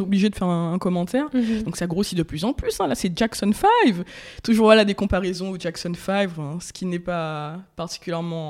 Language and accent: French; Martinique; j'ai grandi en Martinique, où je suis née, où voilà, j'ai mes racines, ma famille